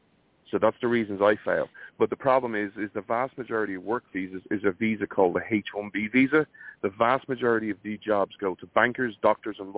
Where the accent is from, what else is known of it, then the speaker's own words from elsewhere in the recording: Ireland; moved away; as an Irish person